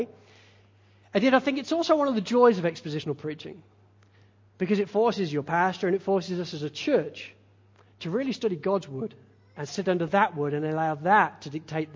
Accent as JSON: {"language": "English", "region": "England", "country": "United Kingdom", "said": "being English"}